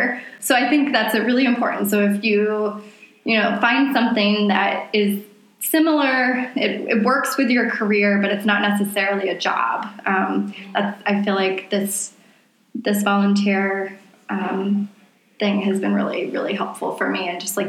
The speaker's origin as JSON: {"language": "English", "region": "the South", "country": "United States", "accent": "Southern", "said": "I want my Southern accent back"}